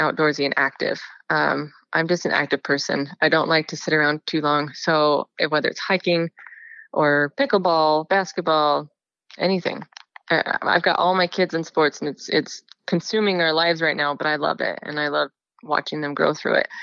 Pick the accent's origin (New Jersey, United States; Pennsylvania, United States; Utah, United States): Utah, United States; Highland; also born or lived in Brazil; now in Eagle Mountain, United States; My home is Highland, Utah, in Utah Valley